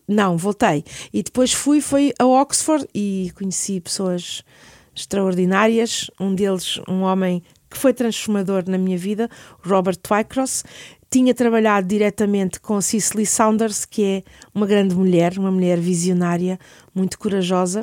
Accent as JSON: {"language": "Portuguese", "region": "Lisbon", "country": "Portugal", "tie": "born or raised there", "said": "eu sou nascida e criada em Lisboa"}